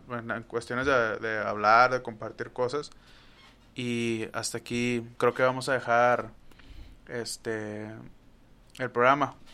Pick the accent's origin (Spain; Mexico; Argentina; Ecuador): Mexico; northern Mexico